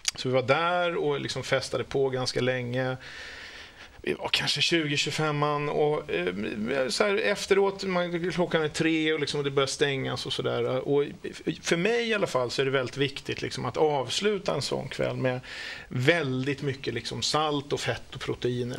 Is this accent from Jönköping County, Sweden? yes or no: no; Stockholm, Stockholm County, Sweden; jag är från Stockholm